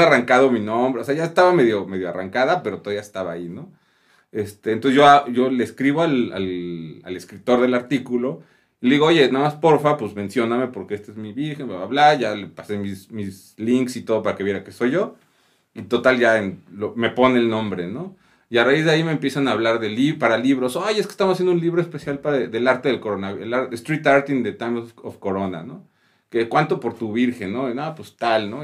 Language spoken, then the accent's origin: Spanish; Mexico; es mi país y, pues, lo adoro, ¿no? Yo a mí me encanta estar aquí en México